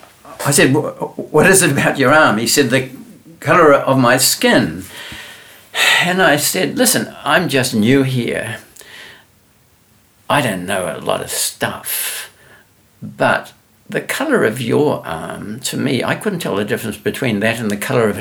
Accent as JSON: {"language": "English", "country": "New Zealand", "moved": "yes", "said": "I'm from New Zealand"}